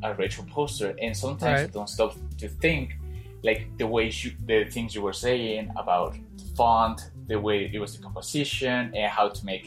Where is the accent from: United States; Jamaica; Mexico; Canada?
Mexico; I'm from other part, but it's impossible to pronounce. So I'm from Mexico City